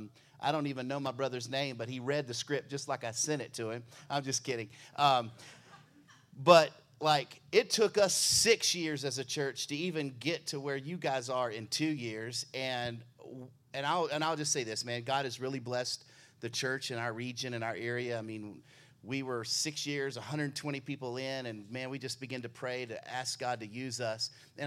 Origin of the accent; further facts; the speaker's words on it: Baltimore, Maryland, United States; I come all the way from Baltimore.